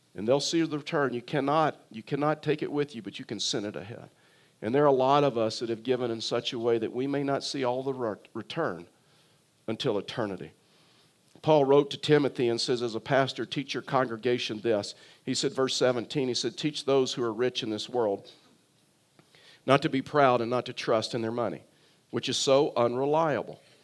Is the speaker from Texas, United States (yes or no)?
yes; South Texas, United States; also born or lived in Tyler, Texas; I was born in South Texas, and so we fished on, on the coast of, of South Texas